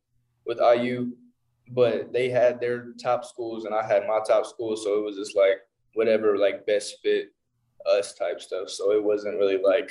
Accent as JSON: {"language": "English", "town": "Evansville", "region": "Indiana", "country": "United States", "said": "we're both from Evansville"}